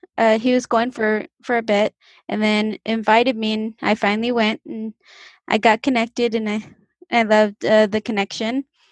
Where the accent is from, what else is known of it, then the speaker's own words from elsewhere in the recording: Kennewick, Washington, United States; born there; I was born here in Kennewick.